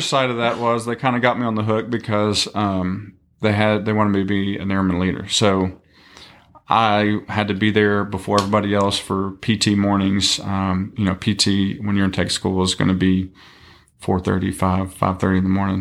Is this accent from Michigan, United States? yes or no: no; East Texas, United States; originally from East Texas, um, Tyler, Longview, Kilgore area. Um, grew up there all my life